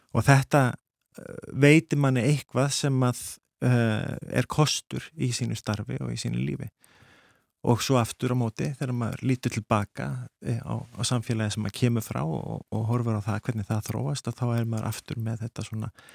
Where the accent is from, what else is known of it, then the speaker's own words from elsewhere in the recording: Iceland; now in Sweden; verandi þá Íslandingur í Svíþjóð þá er maður svolítið svona spari innflýtandi